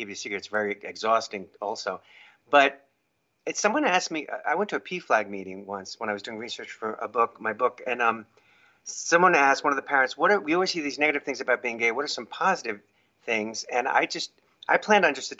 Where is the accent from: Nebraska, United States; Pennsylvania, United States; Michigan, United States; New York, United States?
New York, United States; Long Island; moved away as an adult; now in California, United States; I'm originally from the East Coast, New York. I grew up in Long Island